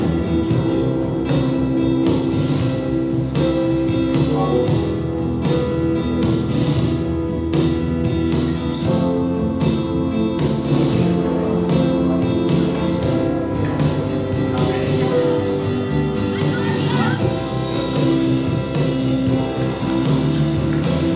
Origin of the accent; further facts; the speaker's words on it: United States; I'm an American and I'm a filmmaker